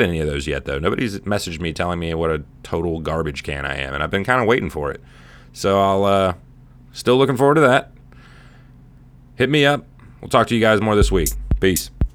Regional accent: California, United States; I was born in California

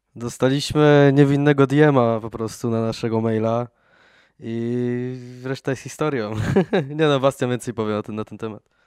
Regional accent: Poland; jesteśmy jednak zespołem z Polski

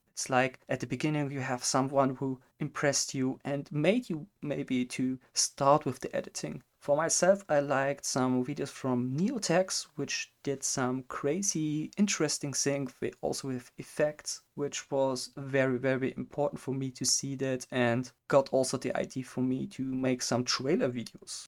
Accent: Germany; English is a second language; I'm from Germany

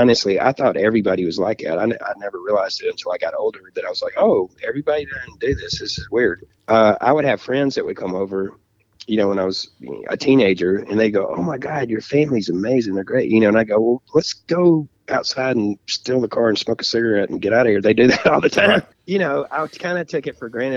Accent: the Delta, Mississippi, United States; also born or lived in Memphis, Tennessee; I grew up down in the Delta, Mississippi

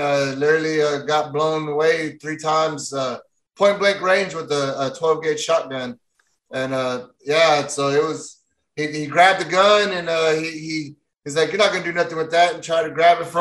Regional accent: Fort Worth, Texas, United States; born and raised in Texas, from Stockyards, Fort Worth, where the Wild West started

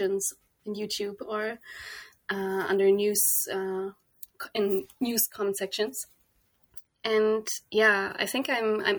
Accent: Kempen, North Rhine-Westphalia, Germany; moved away as an adult; also born or lived in The Hague, Netherlands; I was born in Germany, in the west of Germany, quite close to the Dutch border also, in a little town called Kempen

